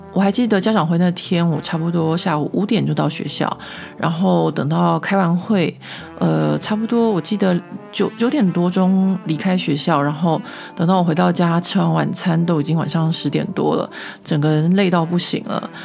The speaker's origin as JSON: {"language": "Chinese", "country": "Taiwan", "moved": "yes", "lives_now": "Paris, France", "said": "秉着我台湾人的服务精神"}